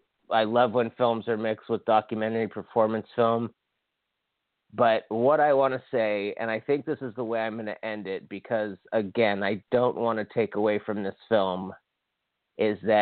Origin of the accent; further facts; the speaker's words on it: Hawaii, United States; I'm from Hawaii